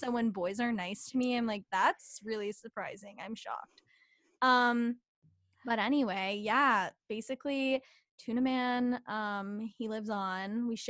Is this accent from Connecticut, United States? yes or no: no; New Jersey, United States; And I'm from Jersey